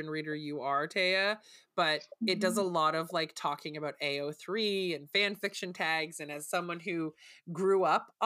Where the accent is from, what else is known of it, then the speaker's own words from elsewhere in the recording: Canada; being a Canadian reader